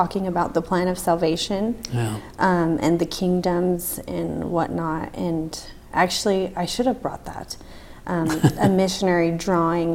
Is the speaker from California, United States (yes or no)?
yes; Southern California, United States; moved away as an adult; now in Idaho, United States; I moved from Southern California to Northern California when I was 13